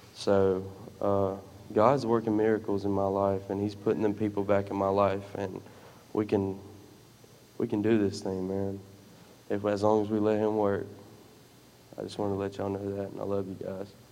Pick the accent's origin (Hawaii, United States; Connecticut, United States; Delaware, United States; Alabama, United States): Alabama, United States; Dothan; I'm from Dothan.